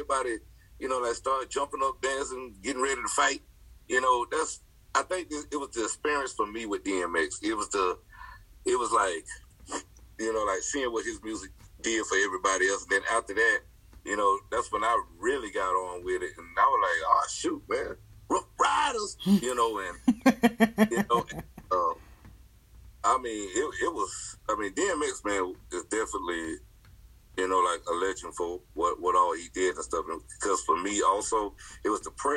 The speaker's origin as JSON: {"language": "English", "region": "the South", "country": "United States", "said": "I'm from the South"}